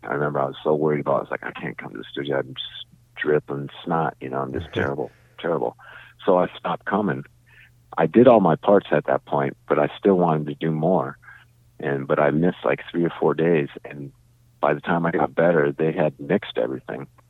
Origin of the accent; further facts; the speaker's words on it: St. Louis Park, Minnesota, United States; also born or lived in St. Paul; We're all from St. Louis Park, which is just west of Minneapolis